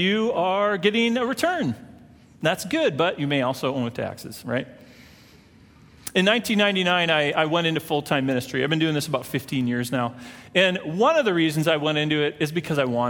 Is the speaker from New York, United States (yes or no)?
no; Minnesota, United States; moved away; I'm from Minnesota